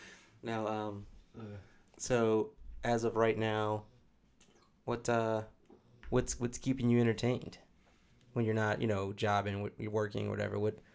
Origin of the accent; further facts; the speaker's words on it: Michigan, United States; I'm from Michigan.